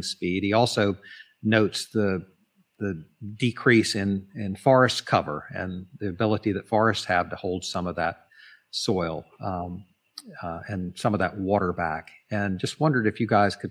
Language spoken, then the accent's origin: English; New Hanover County, Eastern North Carolina, United States; I grew up in New Hanover County